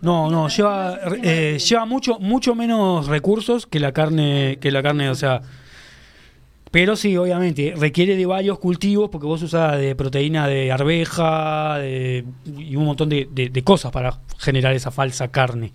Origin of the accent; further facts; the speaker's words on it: Uruguay; sos de Uruguay